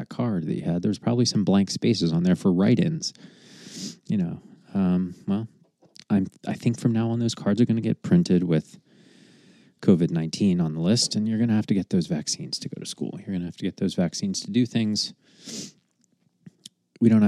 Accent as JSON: {"language": "English", "country": "United States", "said": "as an American, a stupid, ignorant American"}